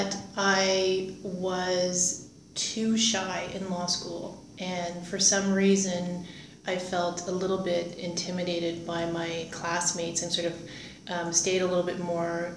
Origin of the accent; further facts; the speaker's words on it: Windsor, Ontario, Canada; moved away as an adult; also born or lived in Greater Toronto Area, Canada / Kingston, Canada; now in Ottawa, Canada; I grew up in Windsor, Ontario